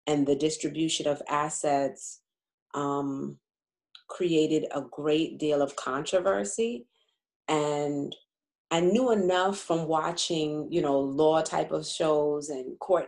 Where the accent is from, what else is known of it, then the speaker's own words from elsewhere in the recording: Uniondale, New York, United States; also born or lived in Bronx, New York; I was born in the Bronx, and my family lived there for a few years before we moved to Long Island, to Uniondale. And so I'm mostly a Long Island resident, Uniondale resident